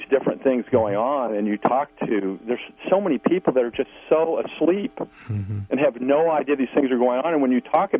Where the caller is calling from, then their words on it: Missouri, United States; from Missouri.